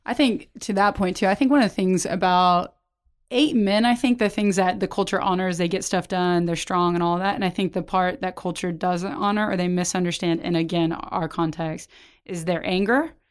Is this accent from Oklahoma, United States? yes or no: yes; Oklahoma, United States; now in Texas, United States; I grew up in Oklahoma and now I'm in Texas